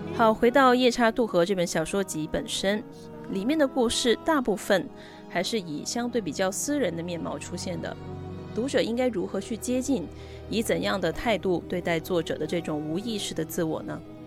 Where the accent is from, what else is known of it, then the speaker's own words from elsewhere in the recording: Guangdong, China; moved away as an adult; also born or lived in New York State, United States / Edinburgh, United Kingdom; 我自己的家乡，虽说四季常青，但是呢，气候其实并不宜人